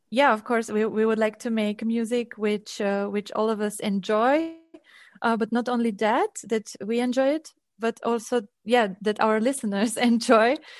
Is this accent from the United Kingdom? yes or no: no; Transylvania, Romania; moved away; I'm coming from Transylvania, from Romania.